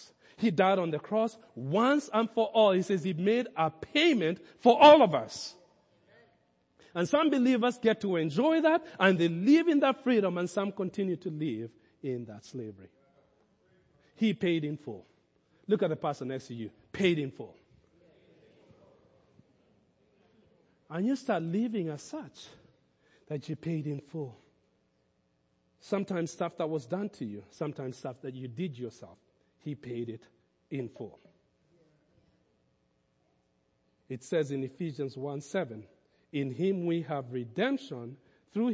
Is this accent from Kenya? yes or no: yes; Kenya; moved away as an adult; now in United States; my growing up in Kenya